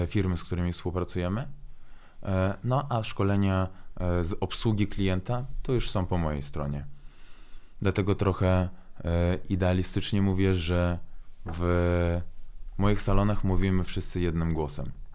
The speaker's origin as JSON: {"language": "Polish", "town": "Włocławek", "region": "Kuyavian-Pomeranian Voivodeship", "country": "Poland", "tie": "born or raised there", "also_born_or_lived": "Baku, Azerbaijan", "second_language": "Polish", "moved": "as an adult", "lives_now": "Warsaw, Poland", "said": "kocham Włocławek, tam się wychowałem, mam tam e, rodzinę, przyjaciół"}